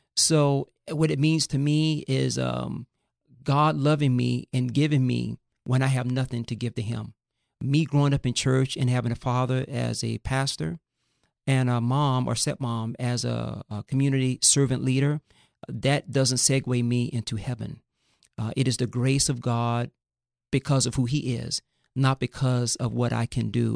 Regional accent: Fort Lauderdale, Florida, United States; also born or lived in Northwest Montana; now in Thousand Oaks, United States; I grew up in the inner city of Fort Lauderdale, Florida, in Broward County.

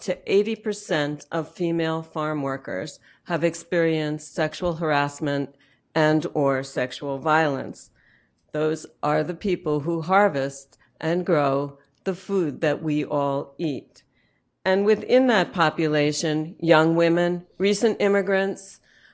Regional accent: United States; moved away; also born or lived in rural southern United States; to be here in my hometown

